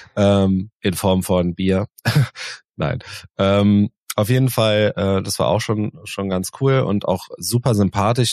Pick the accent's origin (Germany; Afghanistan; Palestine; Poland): Germany; Cologne, North Rhine-Westphalia; wir sind jetzt äh, als Kölner Kölsch gewohnt